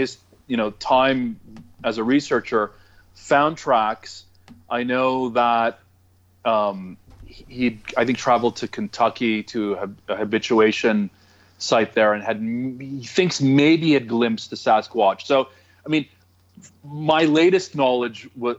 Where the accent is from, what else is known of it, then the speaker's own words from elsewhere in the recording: Toronto, Ontario, Canada; I'm from Toronto